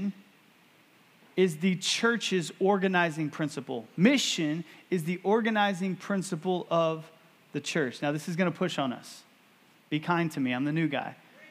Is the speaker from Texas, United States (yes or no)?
yes; Texas, United States; growing up in Texas